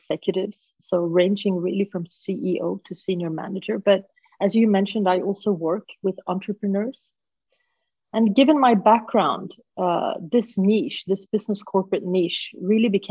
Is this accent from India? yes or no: no; Sweden; moved away as an adult; also born or lived in Hong Kong; I am half Swedish, half Peruvian. I grew up in Sweden